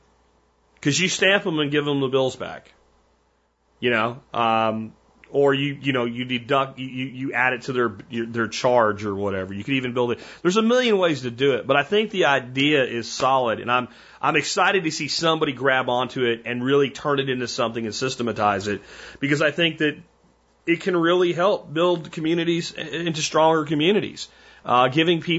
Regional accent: Minersville, Pennsylvania, United States; moved away; also born or lived in Azle, Texas; I grew up in Minersville, Pottsville area, Pennsylvania

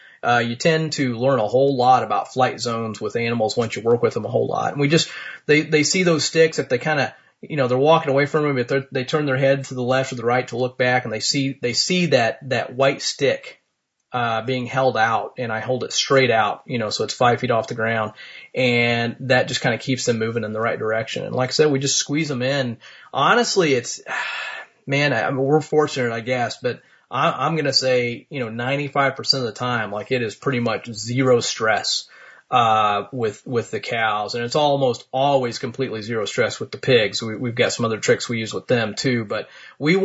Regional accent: Martinsville, Indiana, United States; here in my hometown of Martinsville, Indiana

